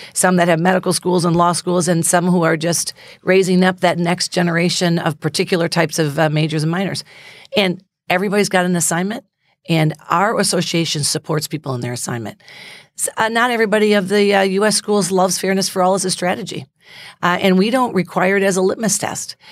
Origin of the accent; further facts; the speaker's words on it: United States; I'm so proud to be an American.